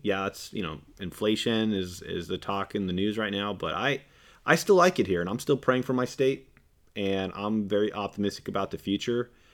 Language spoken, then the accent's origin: English; California, United States; I'm a Californian